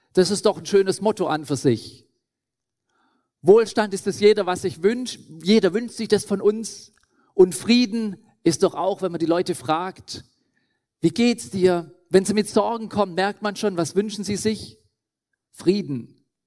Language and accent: German; Schwäbisch Hall, Baden-Württemberg, Germany; moved away as an adult; now in Lesotho; Bin aufgewachsen in Schwäbisch Hall, im Schwäbischen Ländle